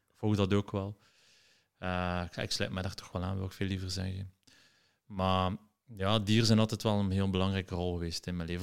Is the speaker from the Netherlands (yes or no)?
no; Ghent, Flanders, Belgium; een geboren en getogen Gentenaar.